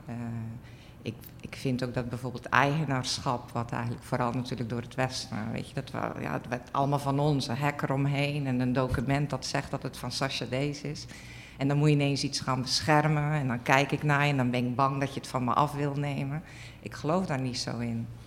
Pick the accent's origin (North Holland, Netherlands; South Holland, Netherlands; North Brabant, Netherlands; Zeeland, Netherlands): Zeeland, Netherlands; Zeelandic Flanders, Netherlands; ik ben opgegroeid in Zeeuws-Vlaanderen op een boerderij.